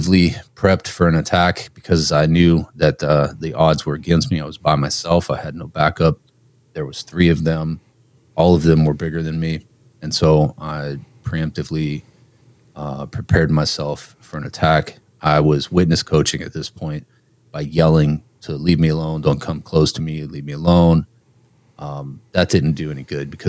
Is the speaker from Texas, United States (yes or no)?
no; Youngstown, Ohio, United States; I'm from Youngstown, so that was Youngstown Warren area